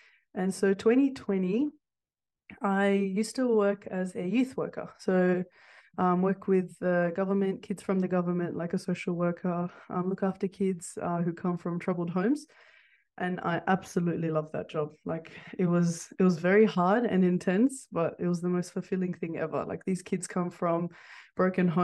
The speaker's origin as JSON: {"language": "English", "town": "Sydney", "region": "New South Wales", "country": "Australia", "tie": "born or raised there", "also_born_or_lived": "Kurdistan"}